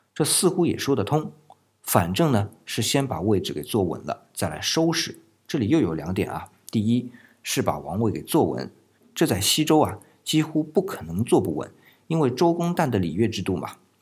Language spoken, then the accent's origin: Chinese; China; 我们中国人可是对于死去以后的遗体很重视的